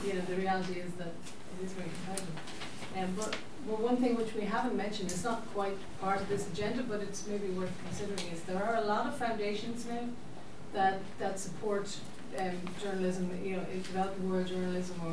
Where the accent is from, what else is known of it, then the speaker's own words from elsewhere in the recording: Netherlands; English is a second language; now in Galway, Ireland; I'm from the Netherlands and I live in Galway now